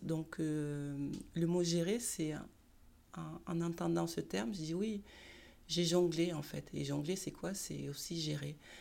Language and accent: French; Marseille, Provence-Alpes-Côte d'Azur, France; Je suis née à Marseille, j'ai grandi à Marseille